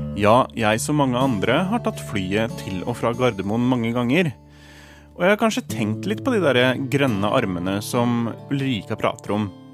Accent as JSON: {"language": "Norwegian", "town": "Vormsund", "region": "Akershus", "country": "Norway", "tie": "born or raised there", "moved": "as an adult", "lives_now": "Stockholm, Sweden", "said": "hjemstedet mitt i Vormsund i Nes kommune"}